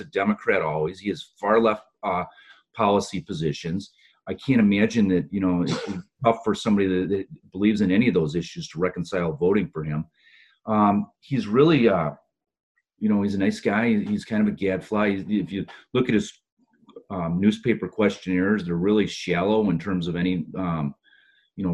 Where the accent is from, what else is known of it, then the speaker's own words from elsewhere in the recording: Lake County, Illinois, United States; Up north, you know, I came from Lake County.